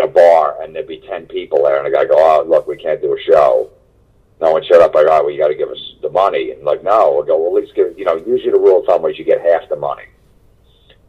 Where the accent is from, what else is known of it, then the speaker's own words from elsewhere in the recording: New Jersey, United States; I grew up in Jersey, like the middle of Jersey